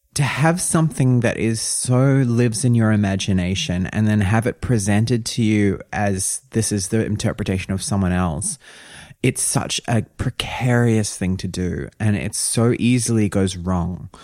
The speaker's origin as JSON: {"language": "English", "country": "New Zealand", "said": "I'm from New Zealand"}